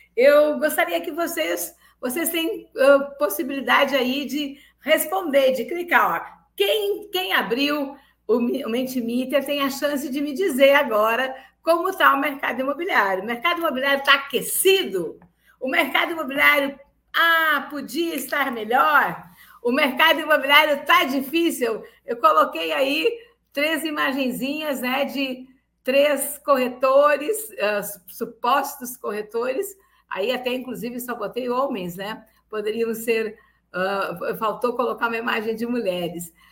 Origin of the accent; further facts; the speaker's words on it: Rio Grande do Sul, Brazil; now in Lauro de Freitas, Brazil; Eu sou gaúcha, mas sou uma baiana de coração